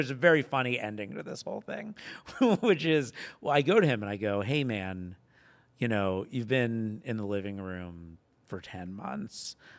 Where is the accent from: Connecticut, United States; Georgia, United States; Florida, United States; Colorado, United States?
Florida, United States; Boca Raton; Florida, Boca Raton. So not like Florida